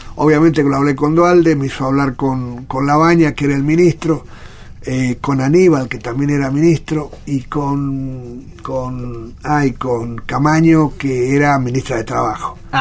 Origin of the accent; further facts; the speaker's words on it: San Juan, Argentina; San Juan es muy lindo, de donde soy